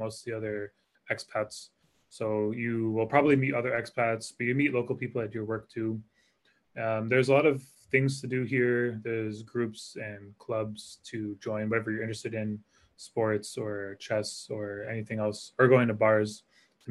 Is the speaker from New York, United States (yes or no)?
no; Connecticut, United States; moved away as an adult; also born or lived in Hawaii / San Francisco; now in Singapore; I grew up in Connecticut, and I assumed I would live in Connecticut